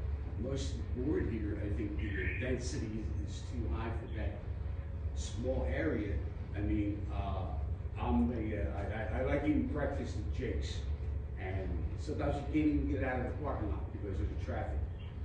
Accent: Philadelphia, Pennsylvania, United States; moved away as an adult; now in Newtown, United States; You know, I grew up in Philadelphia

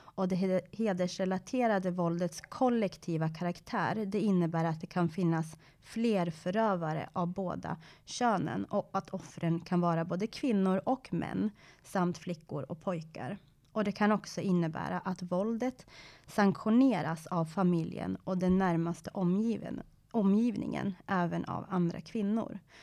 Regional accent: Sundsvall, Västernorrland County, Sweden; also born or lived in Iran; i Sundsvall där jag är uppvuxen

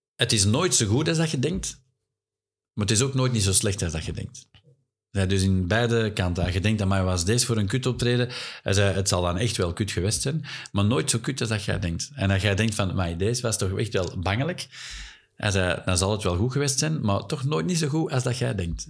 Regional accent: Flanders, Belgium; wij als Vlaming

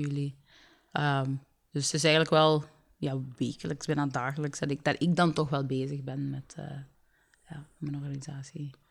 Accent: Limburg, Flanders, Belgium; also born or lived in Sierra Leone; Ik ben opgegroeid in Limburg

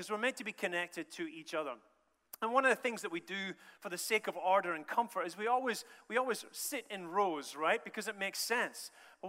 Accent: Scotland, United Kingdom; also born or lived in United States; And I'm from Scotland in a roundabout way through America.

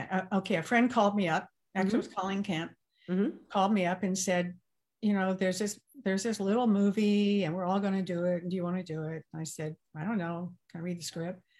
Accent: the South, United States; accent: Southern; Yes, I did. Growing up in the South, yeah.

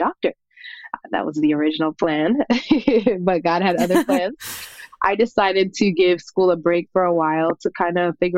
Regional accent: Miami, Florida, United States; also born or lived in Jamaica / Tampa, Florida; I was born in Jamaica. I was raised in Miami, South Florida area

